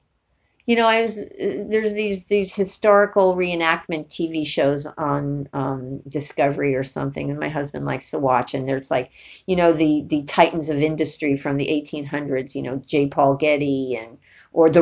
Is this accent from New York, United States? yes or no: yes; New York, United States; I'm from New York